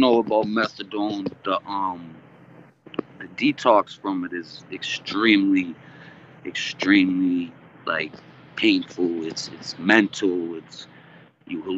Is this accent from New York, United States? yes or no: no; Massachusetts, United States; also born or lived in Philadelphia, Pennsylvania; I'm raised in Massachusetts